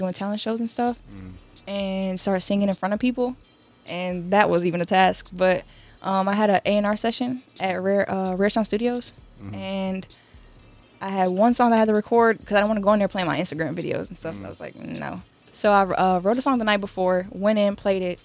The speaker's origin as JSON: {"language": "English", "area": "DuPage County", "region": "Illinois", "country": "United States", "tie": "born or raised there", "said": "I grew up in DuPage County, Illinois. So like in the burbs, like Bloomingdale, Glendale Heights type"}